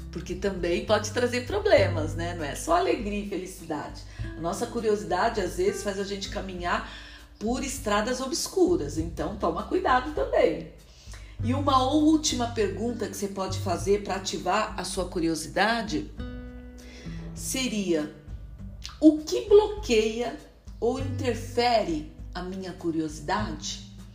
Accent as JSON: {"language": "Portuguese", "country": "Brazil", "also_born_or_lived": "Lisbon, Portugal", "moved": "as an adult", "said": "eu saí do Brasil para estudar"}